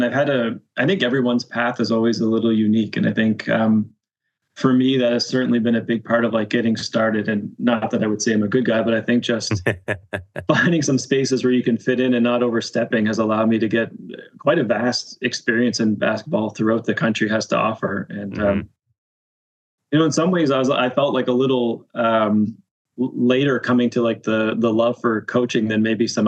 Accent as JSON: {"language": "English", "country": "Canada", "said": "as a Canadian"}